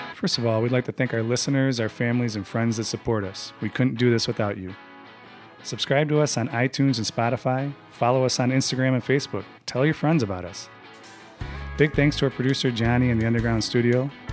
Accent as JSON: {"language": "English", "town": "Chicago", "region": "Illinois", "country": "United States", "said": "We're all from Chicago"}